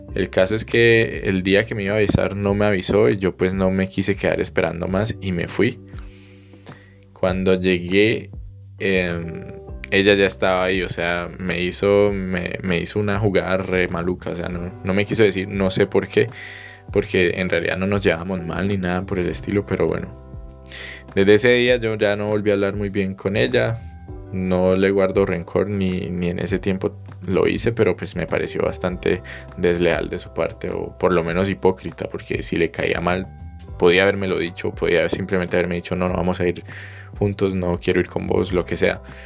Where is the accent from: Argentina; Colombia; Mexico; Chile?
Colombia; moved away as an adult